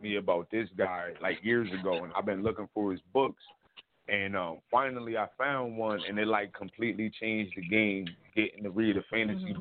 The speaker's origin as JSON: {"language": "English", "town": "Bridgeport", "region": "Connecticut", "country": "United States", "tie": "born or raised there", "also_born_or_lived": "Richmond", "said": "I'm born and raised in Bridgeport, Connecticut"}